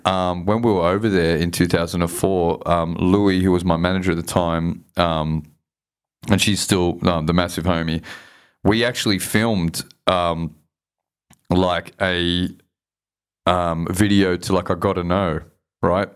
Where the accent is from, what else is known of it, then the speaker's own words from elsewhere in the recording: Sydney, New South Wales, Australia; I grew up in Southwest Sydney